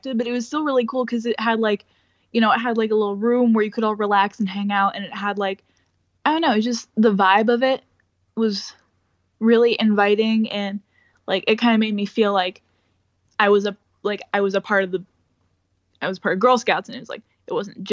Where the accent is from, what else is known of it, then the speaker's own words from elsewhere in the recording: Omaha, Nebraska, United States; I'm from Omaha